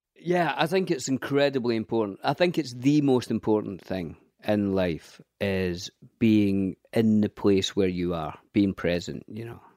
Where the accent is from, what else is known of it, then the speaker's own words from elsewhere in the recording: Scotland, United Kingdom; I grew up in a council estate in Scotland.